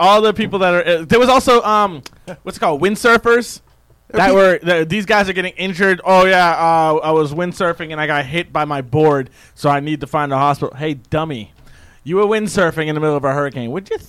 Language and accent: English; Boston, Massachusetts, United States; Are you a Boston fan? I'm from Boston.